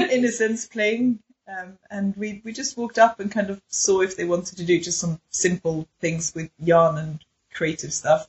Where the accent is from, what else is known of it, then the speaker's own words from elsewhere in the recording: Sweden; my Swedishness